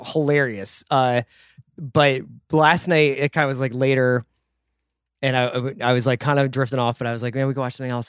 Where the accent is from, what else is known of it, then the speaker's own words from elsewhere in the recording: Philadelphia, Pennsylvania, United States; when we were growing up in Philly